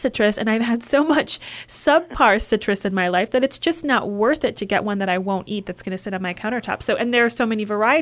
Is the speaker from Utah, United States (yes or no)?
no; Indiana, United States; growing up in the Midwest